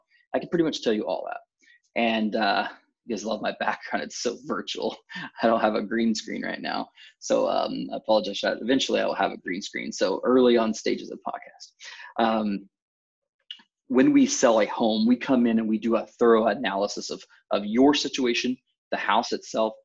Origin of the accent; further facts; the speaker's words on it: Topeka, Kansas, United States; I was born and raised in Topeka